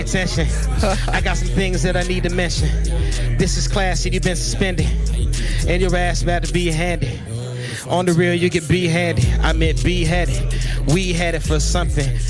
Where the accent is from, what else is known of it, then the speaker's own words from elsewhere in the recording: California, United States; now in Phoenix, United States; I'm from California originally. I live in Phoenix